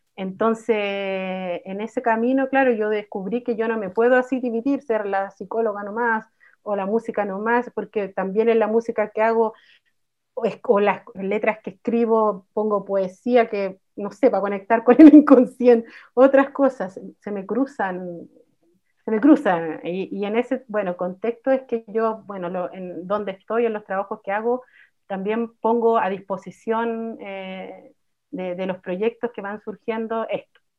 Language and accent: Spanish; Santiago, Santiago Metropolitan Region, Chile; Yo soy mapuche, mujer mapuche tercera generación, nacida acá en Santiago